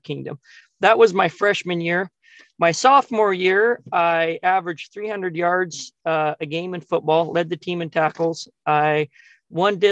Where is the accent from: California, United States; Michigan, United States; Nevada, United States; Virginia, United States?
Nevada, United States; I was born in Nevada, and my dad managed a big million and a quarter acre ranch at the Winecup Gamble Ranch there, kind of in the northeast corner of of Nevada, and yeah, got to be raised around a lot of really good cowboys